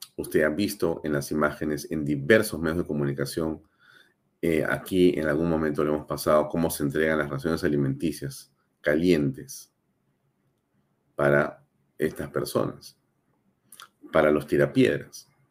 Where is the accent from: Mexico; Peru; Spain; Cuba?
Peru; la política que queremos la mayoría de peruanos